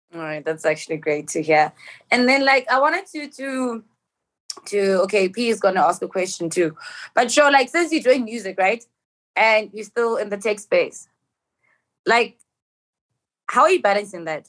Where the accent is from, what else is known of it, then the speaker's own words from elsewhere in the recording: Johannesburg, Gauteng, South Africa; I'm from Joburg